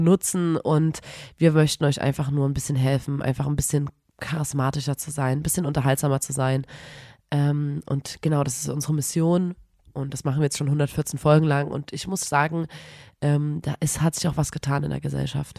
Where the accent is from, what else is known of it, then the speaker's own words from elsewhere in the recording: Erzgebirge, Saxony, Germany; wir sagen im Erzgebirge, sagen wir Uhieschen